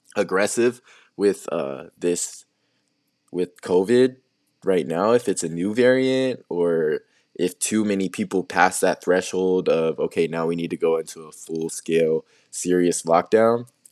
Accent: Tucson, Arizona, United States; I was born in Tucson

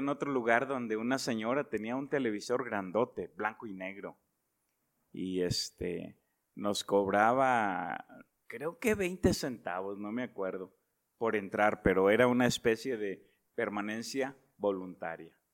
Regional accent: Monterrey, Nuevo León, Mexico; born there; No. Ah, yo nací en Nuevo León.

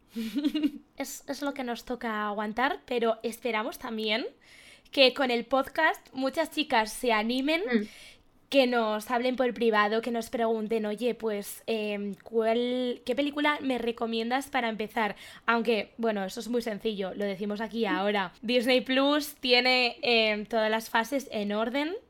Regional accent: León, Castile and León, Spain; Yo soy de León

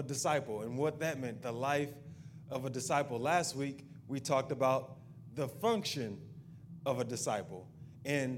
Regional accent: the South, United States; we're from the South and we have good food down here

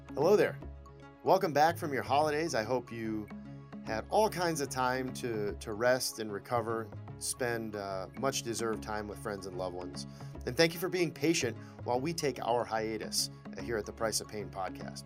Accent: Lapeer, Michigan, United States; I'm from Lapeer.

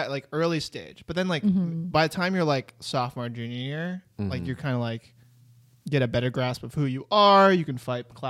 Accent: Connecticut, United States; I'm from Connecticut. Like I'm like one of like three Asian kids in my entire school.

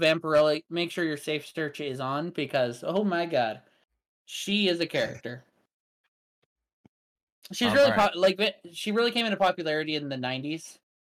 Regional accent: Montana, United States

